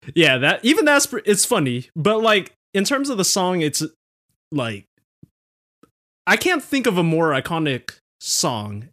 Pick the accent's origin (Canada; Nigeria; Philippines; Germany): Philippines; we're both Filipino, and Filipino households